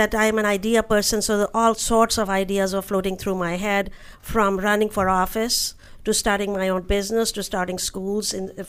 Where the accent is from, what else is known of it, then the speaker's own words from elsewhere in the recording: New Delhi, Delhi, India; now in United States; Having grown up in India